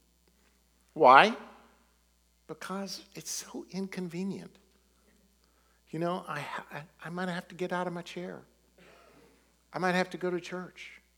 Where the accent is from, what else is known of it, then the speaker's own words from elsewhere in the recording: United States; we're American